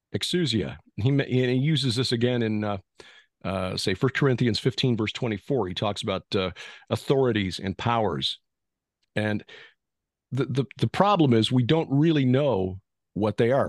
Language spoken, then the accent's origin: English; Chicago, Illinois, United States; I'm a Chicagoan because I was born there, but I'm actually, you know, German, English, Welsh, Swedish, and so on